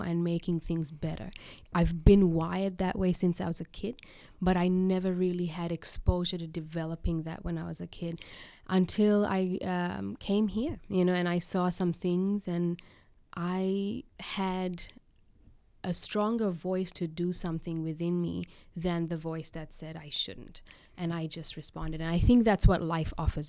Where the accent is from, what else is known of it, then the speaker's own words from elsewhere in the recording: Sri Lanka; now in Australia; I'm from Sri Lanka.